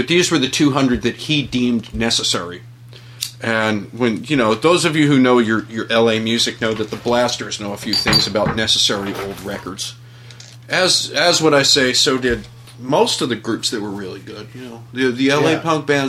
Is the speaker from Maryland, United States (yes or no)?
no; Philadelphia, Pennsylvania, United States; No, I was raised in Philadelphia.